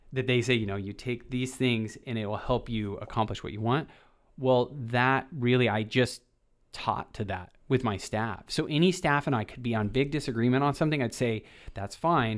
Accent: Boise, Idaho, United States; I grew up in the Boise, Idaho

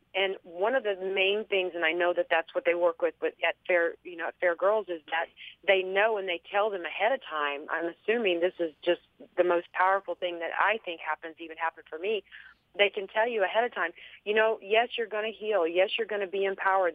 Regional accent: Texas, United States; accent: southern; I'm you know from Texas, so I've got that southern like mispronunciation

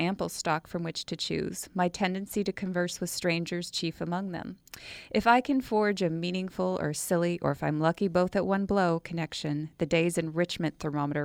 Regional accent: Washington, United States; moved away as an adult; also born or lived in Morro Bay, California; now in San Luis Obispo, United States; I am from Washington State, and after I graduated from college, I decided I wanted to try living in a beautiful place in California.

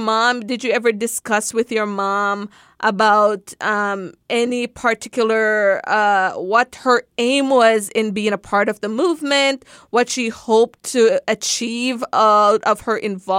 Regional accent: Birmingham, Alabama, United States; I grew up in Birmingham, Alabama.

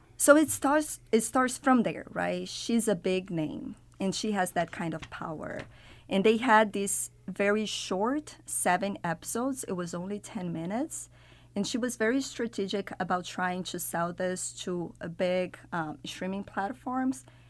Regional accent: Brazil; moved away; I'm from Brazil originally. I'm from Latin America

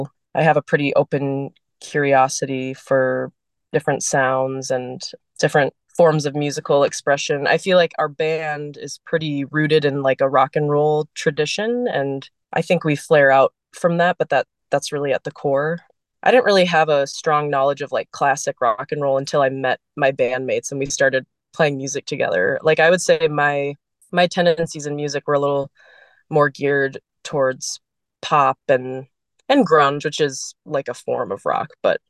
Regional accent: St. Louis Park, Minnesota, United States; born there; also born or lived in San Antonio, Texas / Atlanta, Georgia / Boston, Massachusetts; I was born in Minnesota in St. Louis Park, but I moved pretty soon after to San Antonio, Texas. I lived there for 5 years, and then my family moved to Georgia, a suburb of Atlanta.

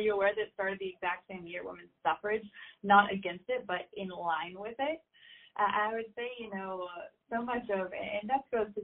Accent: Arkansas, United States; I was from Arkansas

